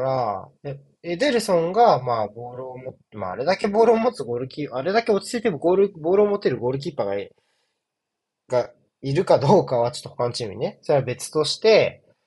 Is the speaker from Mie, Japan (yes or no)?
no; Tokyo, Japan; 僕、東京出身なんですけど